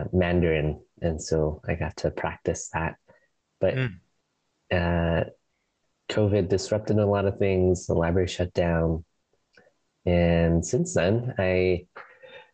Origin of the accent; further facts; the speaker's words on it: Canada; moved away as an adult; now in Portland, United States; I am originally from Canada, and I've been living in Portland for the past 5 years or so